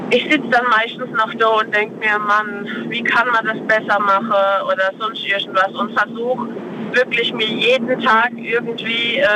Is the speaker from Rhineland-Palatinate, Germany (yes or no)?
yes; Freisbach, Rhineland-Palatinate, Germany; Aus Freisbach. Bei Speyer.